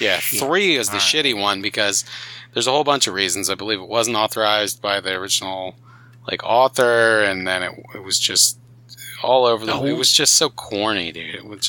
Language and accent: English; New Jersey, United States; You gotta understand where I grew up, dude. Like, New Jersey. I was right down the street from people, you know.